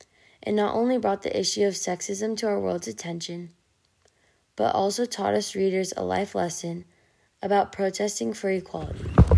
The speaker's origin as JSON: {"language": "English", "town": "San Diego", "region": "California", "country": "United States", "tie": "born there", "said": "I was born in San Diego, California, so I've had a pretty good life."}